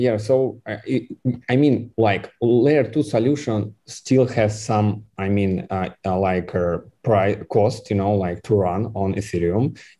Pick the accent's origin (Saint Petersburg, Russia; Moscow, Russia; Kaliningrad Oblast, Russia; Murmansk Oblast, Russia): Kaliningrad Oblast, Russia; Kaliningrad; English is a second language; I am a boy from Kaliningrad, you know. Like, I don't think that you know where is Kaliningrad